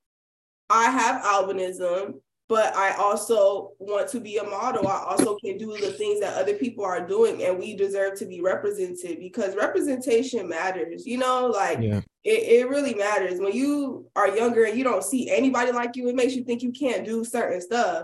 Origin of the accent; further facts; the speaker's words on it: Miami, Florida, United States; also born or lived in Miramar, Florida; Yeah, the whole time I went to public schools. Everglades High School. That's in like Miramar. I'm from Miami.